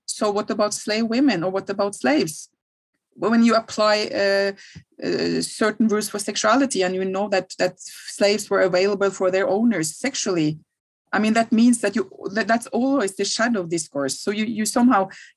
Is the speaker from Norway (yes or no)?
yes; Norway; I'm from Norway, I'm from Scandinavia, from Northern Europe